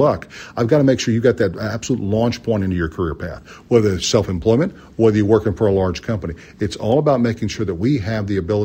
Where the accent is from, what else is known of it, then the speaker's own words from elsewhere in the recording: Charlotte, North Carolina, United States; moved away; I'm from Charlotte, North Carolina